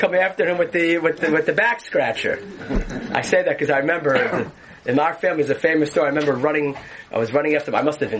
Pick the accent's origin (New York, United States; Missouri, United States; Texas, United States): New York, United States; New York City; moved away; where I grew up in Borough Park and Flatbush